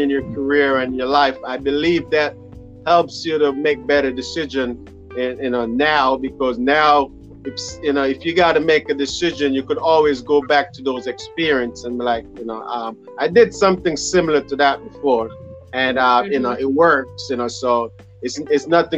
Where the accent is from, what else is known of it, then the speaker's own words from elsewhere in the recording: Montego Bay, Jamaica; I'm from Montego Bay